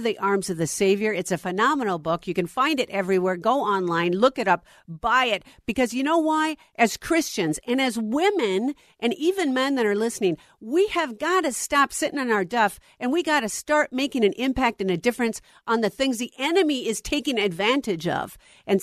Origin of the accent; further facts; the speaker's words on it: Minnesota, United States; here in my home state of Minnesota